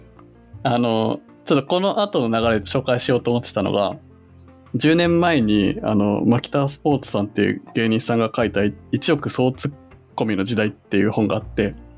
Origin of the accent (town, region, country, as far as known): Yokohama, Kanagawa, Japan; born or raised there